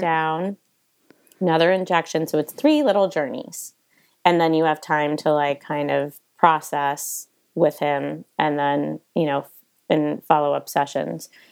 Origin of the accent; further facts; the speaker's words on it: East Coast, United States; now in Montecito, United States; growing up on the East Coast